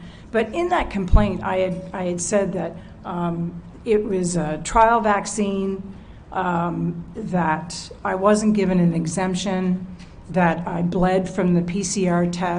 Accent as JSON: {"language": "English", "country": "Canada", "said": "what does President Trump have to do with me as a Canadian?"}